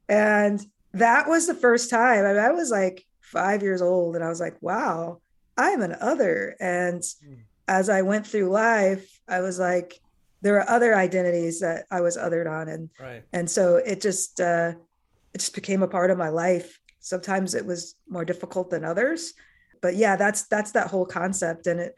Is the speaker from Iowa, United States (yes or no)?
yes; Iowa, United States; But as a child, I grew up in Iowa, small town Iowa, of all places. And I was the only Black kid in my elementary school.